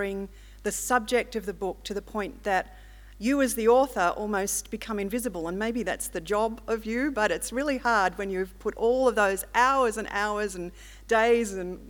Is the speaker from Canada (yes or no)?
no; Melbourne, Victoria, Australia; also born or lived in Mudgee, New South Wales; I come from Melbourne, I actually was baptised at Mudgee